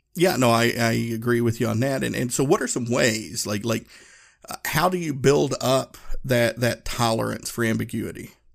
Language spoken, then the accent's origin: English; Appalachian Mountains, Northeast Tennessee, United States; moved away as an adult; I grew up in Northeast Tennessee, uh, Appalachian Mountains, um, and you know, everybody in my hometown looked like me